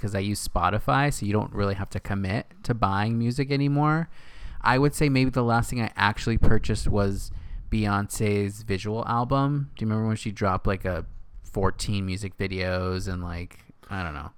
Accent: Northern California, United States; moved away as an adult; also born or lived in Los Angeles / New York; now in West Hollywood, United States; I'm from Northern California. Grew up there my whole life in a small little town with my family

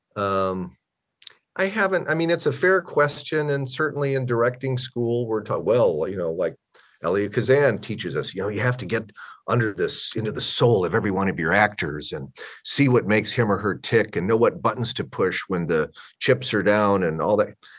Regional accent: Omaha, Nebraska, United States; moved away; also born or lived in Southern California; a skill set I started in my hometown of Omaha

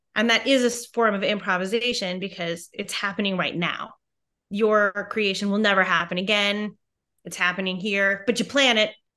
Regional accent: Merrill, Wisconsin, United States; moved away as an adult; also born or lived in New York City; where I'm from, Merrill, Wisconsin, which is really tiny

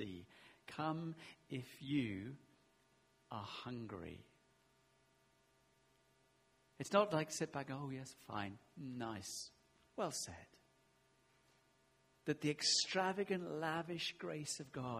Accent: United Kingdom; we're very British

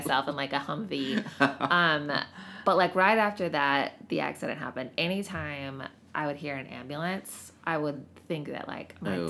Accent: Greenville, South Carolina, United States; now in Seattle, United States; I'm from the South.

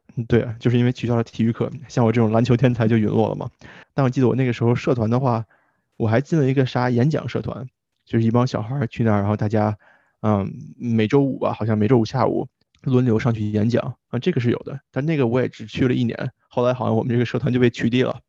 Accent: China; moved away as an adult; now in United States; 咱俩之前在中国上学，上的肯定都是公立学校嘛

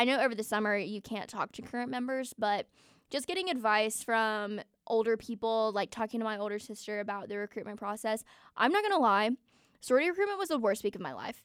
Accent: Atlanta, Georgia, United States; moved away as an adult; now in Auburn, United States; I'm from Atlanta

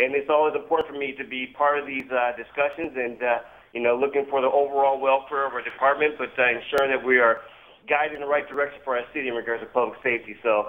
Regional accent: Milwaukee, Wisconsin, United States; love to travel, love to visit other places, find out where home is. This is my home.

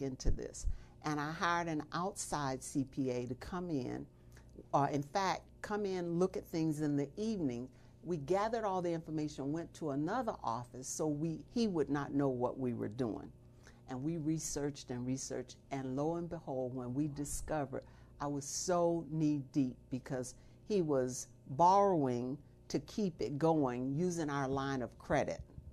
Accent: Florida, United States; moved away as an adult; I'm originally from Florida. I came here to go to medical school

